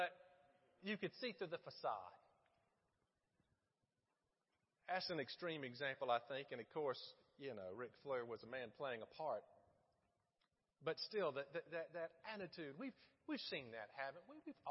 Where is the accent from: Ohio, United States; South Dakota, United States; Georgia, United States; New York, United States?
Georgia, United States; Middle; now in Florence, United States; growing up in Middle Georgia in the 80s, we had very limited options for entertainment.